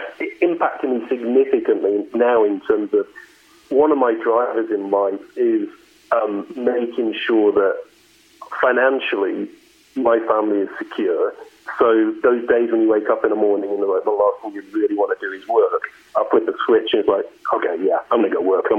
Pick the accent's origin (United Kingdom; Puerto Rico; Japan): United Kingdom; the north of England; moved away as an adult; also born or lived in Australia; now in United States; So I am English originally, but I have lived in the U.S. now since 2006. But yeah, I was born and raised in the north of England.